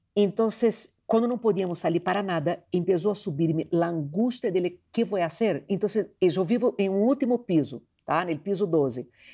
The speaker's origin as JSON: {"language": "Portuguese", "region": "Rio de Janeiro", "country": "Brazil", "moved": "yes", "said": "eu sou de Rio de Janeiro"}